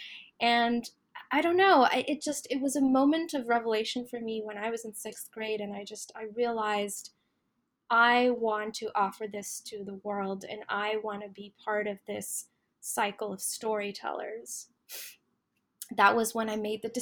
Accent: Saudi Arabia; also born or lived in United States / United Arab Emirates; now in Canada; I was born in Canada, but I grew up in Saudi Arabia

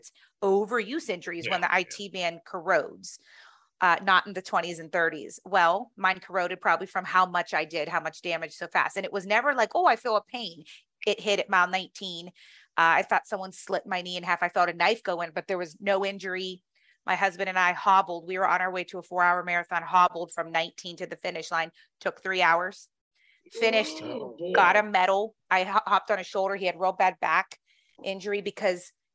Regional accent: Pittsburgh, Pennsylvania, United States; now in Charlotte, United States; Born and raised in Pittsburgh, Pennsylvania

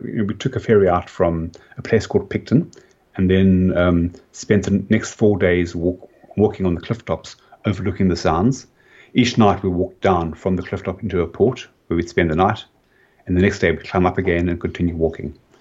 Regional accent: Cape Town, Western Cape, South Africa; accent: South African; moved away as an adult; now in Australia; I'm originally from Cape Town

